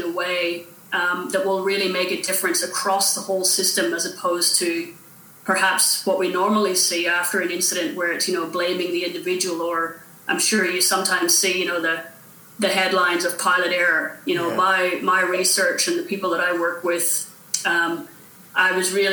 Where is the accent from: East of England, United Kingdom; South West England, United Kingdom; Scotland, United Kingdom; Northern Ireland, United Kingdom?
Northern Ireland, United Kingdom; moved away as an adult; also born or lived in United States / Wales / Canada; I grew up in Northern Ireland during the Troubles